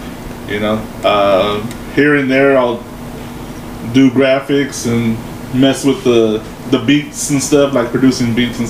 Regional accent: San Antonio, Texas, United States; moved away as an adult; now in Lubbock, United States; So born and raised in San Antonio.

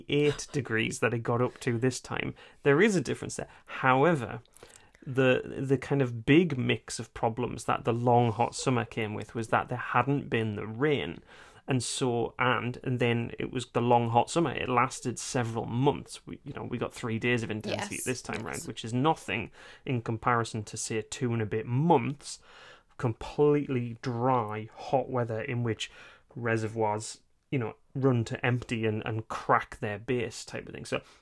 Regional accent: United Kingdom; mum has told me I'm not allowed to call them ladybugs because we're British

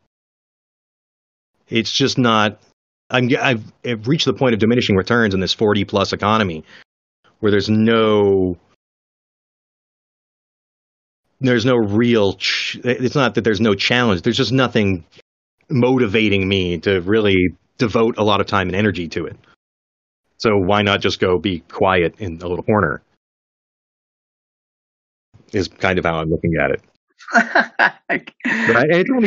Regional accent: Oregon, United States; I grew up in Oregon

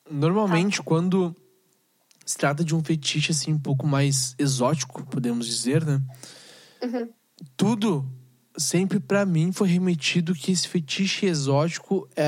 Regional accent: Rio Grande do Sul, Brazil; E porque a gente é gaúcho.

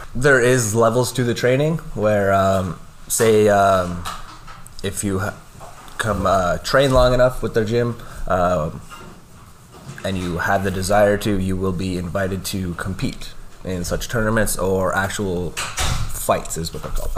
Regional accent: Lloydminster, Canada; Born and raised in Lloyd, um, which uh, there's not too many of us anymore

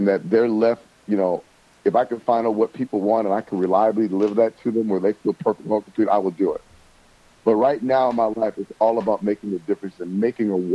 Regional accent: Toledo, Ohio, United States; moved away; I'm from Toledo, Ohio, which is 30 minutes south from Detroit

